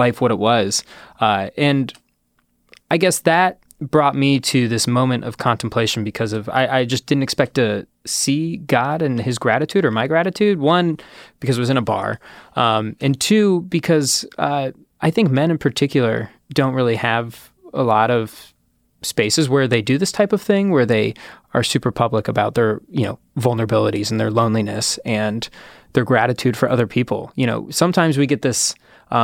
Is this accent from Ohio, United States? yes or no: yes; Ohio, United States; I'm from Ohio.